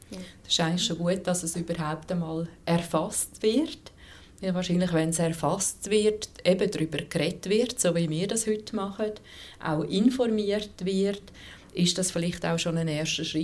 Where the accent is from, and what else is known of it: Switzerland